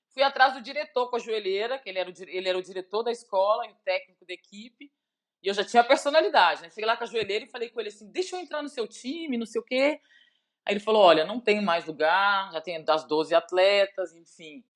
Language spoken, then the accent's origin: Portuguese; Belo Horizonte, Minas Gerais, Brazil; moved away as an adult; now in Lagoa Santa, Brazil; Ó, oh, eu sou mineira raiz, né? Eu sou de Belo Horizonte.